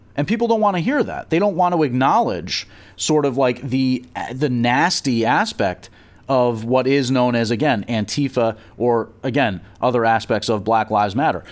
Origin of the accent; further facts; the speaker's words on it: New Jersey, United States; I'm from Jersey